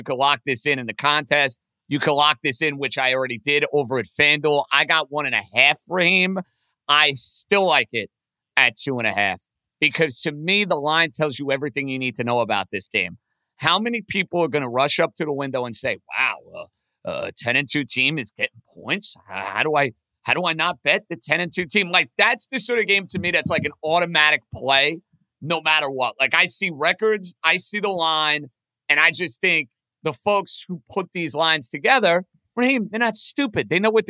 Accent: New York, United States; my hometown of New York, New York

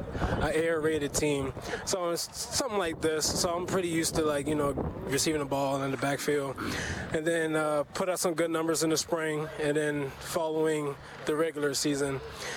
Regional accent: South Carolina, United States; Mom plays in South Carolina.

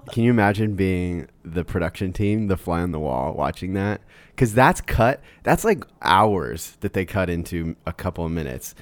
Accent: Iowa, United States; moved away; also born or lived in Colorado; I grew up in Iowa

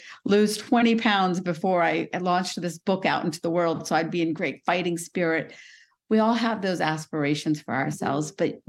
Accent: India; moved away; Well, I was born in India. I come from South Asia

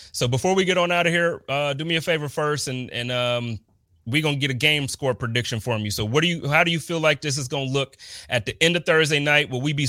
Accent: Buffalo, New York, United States; Man, it's I was always born and raised in Buffalo.

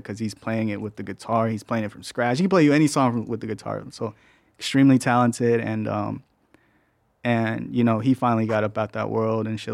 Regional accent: Mexico; I'm from Mexico, so that's really where my heart's

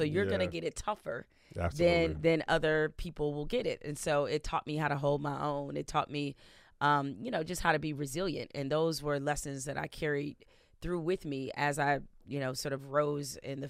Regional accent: Detroit, Michigan, United States; growing up in Detroit, it's a gritty city. It's a tough city. It's a prideful city.

